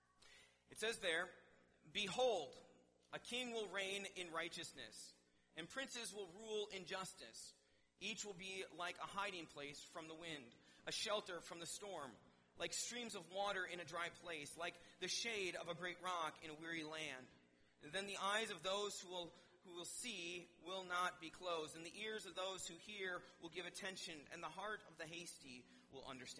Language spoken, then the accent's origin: English; Wisconsin, United States; moved away; I'm from Wisconsin